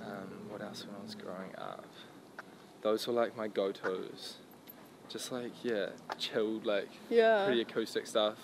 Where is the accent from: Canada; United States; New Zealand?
New Zealand; also born or lived in Sydney, Australia; I was born in Sydney, but I lived in New Zealand